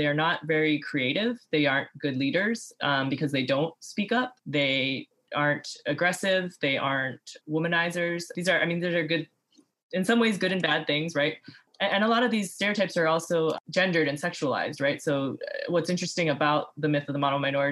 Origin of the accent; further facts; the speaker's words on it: Hawaii, United States; now in Austin, United States; I grew up in Hawaii